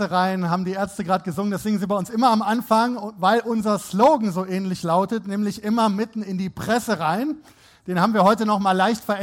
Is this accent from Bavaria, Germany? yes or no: no; North Rhine-Westphalia, Germany; Ich selber bin auch Rheinländer, unverkennbar. … Ich stamme vom Niederrhein und habe mein journalistisches Handwerk bei der Rheinischen Post gelernt, unter anderem hier in Düsseldorf.